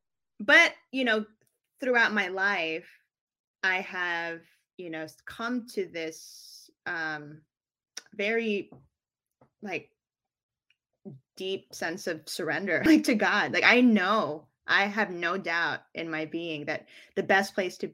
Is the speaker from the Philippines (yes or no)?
yes; Philippines; born there; You know, I was born in the Philippines, like I mentioned.